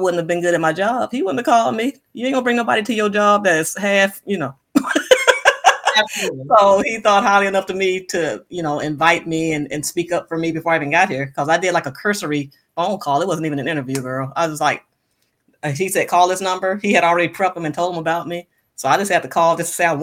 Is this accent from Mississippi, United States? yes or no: yes; Moss Point, Mississippi, United States; moved away as an adult; I'm from Moss Point, Mississippi